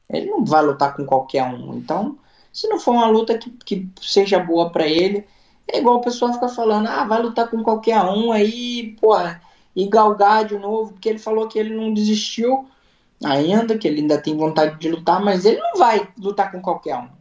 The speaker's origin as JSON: {"language": "Portuguese", "country": "Brazil", "also_born_or_lived": "Long Branch, New Jersey", "moved": "yes", "lives_now": "Florida, United States", "said": "se eu sou brasileiro"}